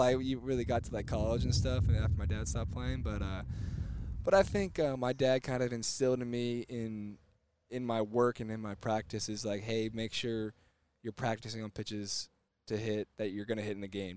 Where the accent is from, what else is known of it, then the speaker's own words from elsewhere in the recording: Houston, Texas, United States; I grew up in Houston.